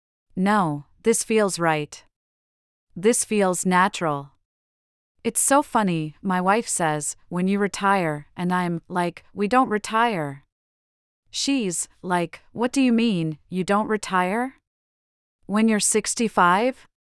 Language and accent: English; Virginia, United States; Yeah, and also my home state of Virginia, I've helped out.